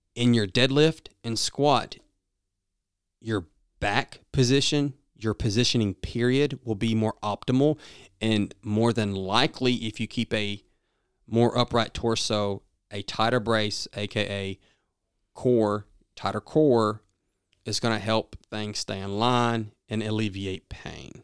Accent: the South, United States; accent: southern; my southern accent

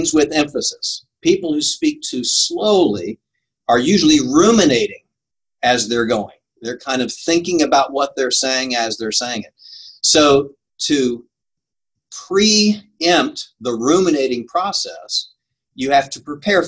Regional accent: St. Louis, Missouri, United States; I grew up in St. Louis

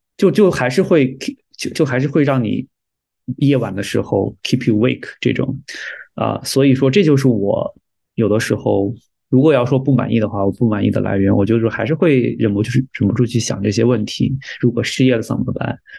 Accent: China; moved away as an adult; also born or lived in Alberta, Canada; now in Toronto, Canada; 我们中国人受到的教育

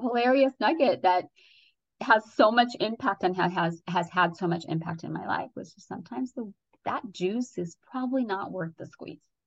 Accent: Redondo Beach, California, United States; also born or lived in Ecuador; I immigrated here from Ecuador, South America, and by the time I was eight, we moved into this one area in uh, Southern California in Redondo Beach

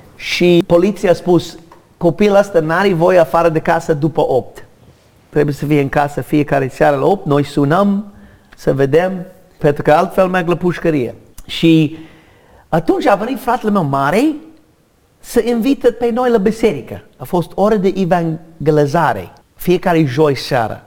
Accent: United States; Romanian is a second language; moved away as an adult; now in Romania; m-am născut în America în o familie mare de irlandez

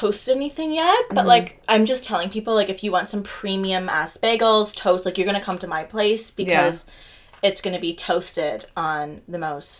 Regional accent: Canada; .ca because we are Canadian.

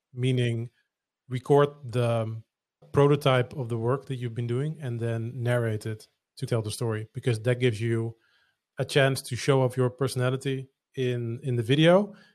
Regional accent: Netherlands; English is a second language; I'm not a native English speaker, I'm Dutch

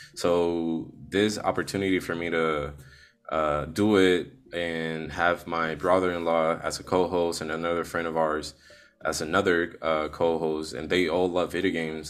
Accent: Puerto Rico; I'm from Puerto Rico.

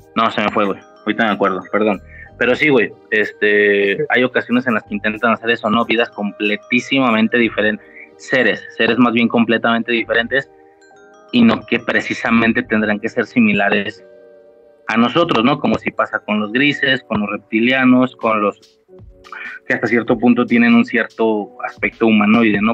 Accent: Guadalajara, Jalisco, Mexico; Vivo en Guadalajara, ahorita no, estoy, estoy como que a las afueras, pero bueno, crecí de mi vida en Guadalajara

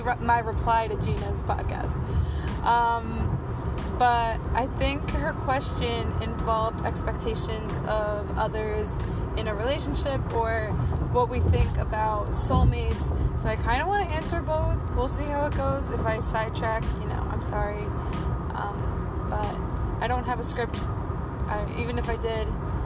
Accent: New Jersey, United States; accent: Jersey; My Jersey accent just came out

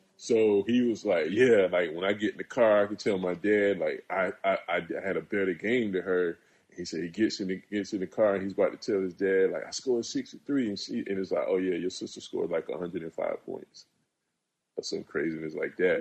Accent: South Carolina, United States; growing up where I grew up in South Carolina

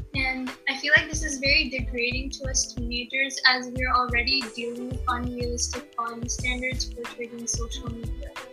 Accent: Mumbai, Maharashtra, India; moved away; I'm from Mumbai, India

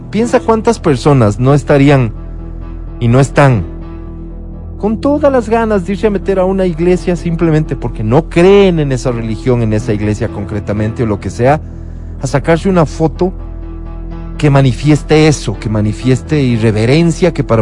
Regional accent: Quito, Pichincha, Ecuador; cómo nosotros los quiteños no, no, no debemos sentirnos no orgullosos de lo que somos, de donde venimos

